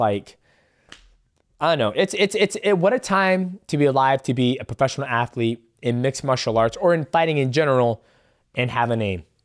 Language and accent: English; Seattle, Washington, United States; in Seattle, Washington, my hometown